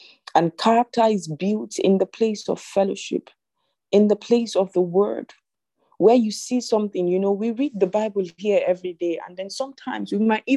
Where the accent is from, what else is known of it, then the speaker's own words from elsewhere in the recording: Zimbabwe; I'm from Zimbabwe